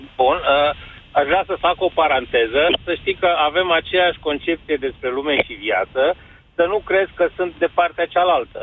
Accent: Romania; ne privesc că suntem români și venim dintr-o economie care șchiopătă

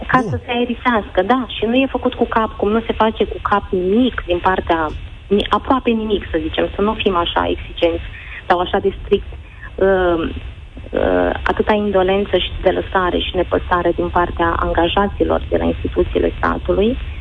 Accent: Romania; la noi în România

